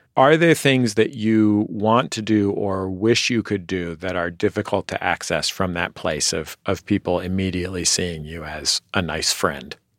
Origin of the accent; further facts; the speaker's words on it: San Francisco, California, United States; moved away; back home where I'm from in San Francisco